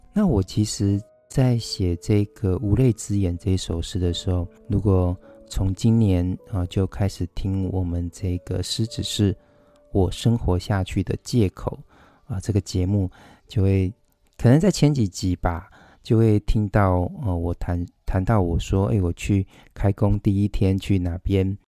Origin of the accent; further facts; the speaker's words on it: Taichung, Taiwan; 台中，呃，我的故乡，我的寓居之地